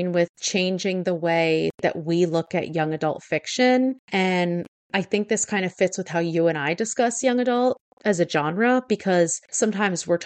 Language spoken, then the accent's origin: English; New Jersey, United States; We're also from New Jersey